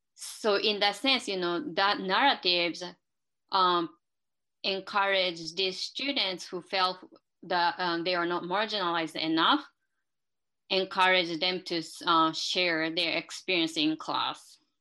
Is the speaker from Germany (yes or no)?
no; Japan; moved away; I live in uh, two different cultures and two different ideologies because I'm from Japan and I still follow some perspectives that um, I developed by living in Japan